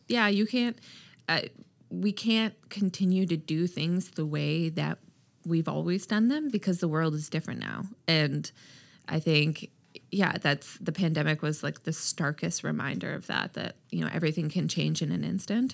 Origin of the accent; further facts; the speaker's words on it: Halifax, Nova Scotia, Canada; also born or lived in Toronto; when I decided to move back home, I'm from Halifax, uh, from Toronto